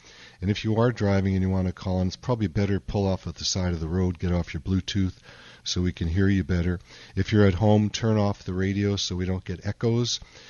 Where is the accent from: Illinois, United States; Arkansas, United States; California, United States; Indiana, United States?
Illinois, United States; Chicago; Okay. My hometown.